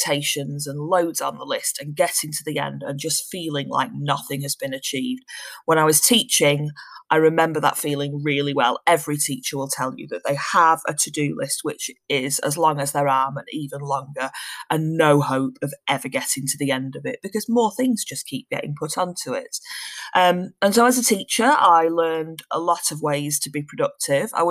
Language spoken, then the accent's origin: English; Manchester, North West England, United Kingdom; now in Shropshire, United Kingdom; I'm originally from Manchester, but currently living in Shropshire.